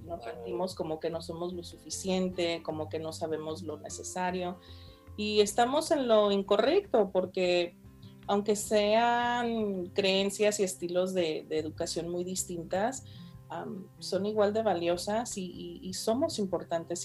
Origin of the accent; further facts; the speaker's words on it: Fresno, California, United States; soy de aquí, ¿de qué me hablas? Fresno